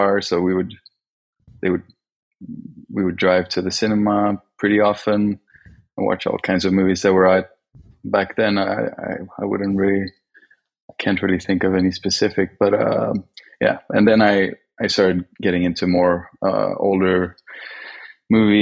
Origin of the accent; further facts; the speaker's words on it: Belgium; moved away as an adult; also born or lived in Sweden / Gothenburg, Sweden / Paris, France; now in Tokyo, Japan; I grew up mostly in Belgium.